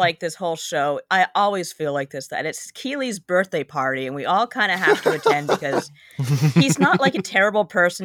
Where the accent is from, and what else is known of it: Canada